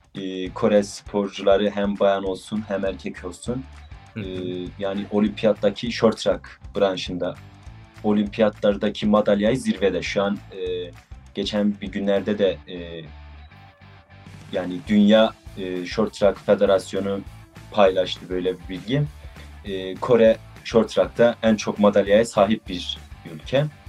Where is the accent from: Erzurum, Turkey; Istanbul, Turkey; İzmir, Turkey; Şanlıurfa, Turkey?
Erzurum, Turkey; 19 yaşındayım. E, Erzurumluyum.